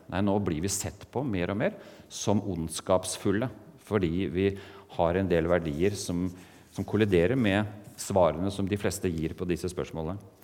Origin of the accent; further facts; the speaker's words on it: Eastern Norway, Norway; accent: Eastern Norwegian (østlandsk); moved away as an adult; also born or lived in Mandal, Norway / Portugal; now in Kristiansand, Norway; jeg kommer ikke fra Oslo, selv om jeg har denne talefeilen at jeg snakker østlandsk